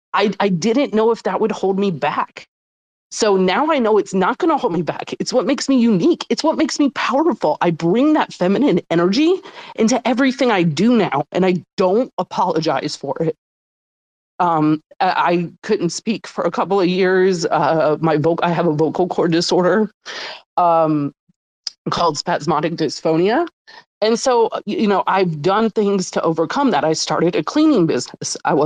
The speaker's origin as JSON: {"language": "English", "town": "New Orleans", "region": "Louisiana", "country": "United States", "said": "I'm from New Orleans, and they have a voodoo flavor and a crawtater flavor that just remind me when I was young and I used to go to concerts in New Orleans"}